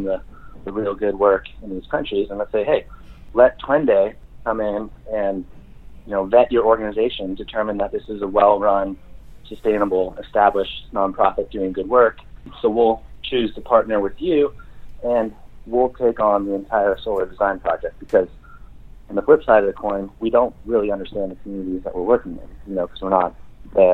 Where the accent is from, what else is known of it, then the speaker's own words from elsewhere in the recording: Oregon, United States; we're from Oregon